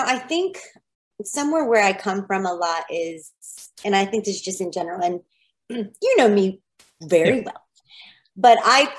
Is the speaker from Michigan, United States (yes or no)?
no; New Jersey, United States; now in Washington, DC, United States; I'm from Jersey.